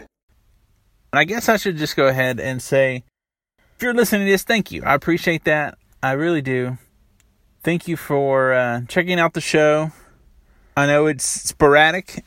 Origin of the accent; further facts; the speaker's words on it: the South, United States; Growing up in the South